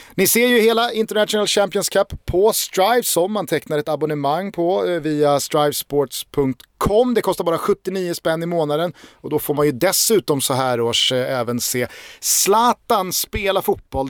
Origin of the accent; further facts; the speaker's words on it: Stockholm, Stockholm County, Sweden; jag är inte från Spånga, jag är från Vällingby